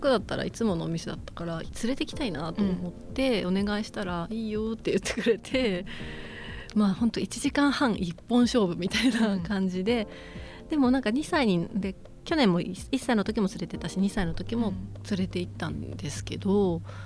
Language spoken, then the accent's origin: Japanese; Gifu, Japan; 私は岐阜出身なんですけど